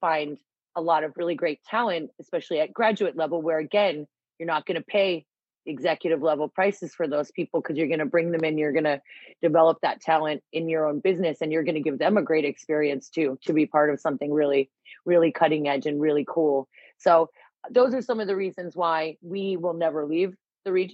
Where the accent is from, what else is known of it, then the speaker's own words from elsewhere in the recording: United States; moved away as an adult; also born or lived in Manchester / London; now in Birmingham, United Kingdom; as an American who chose to be here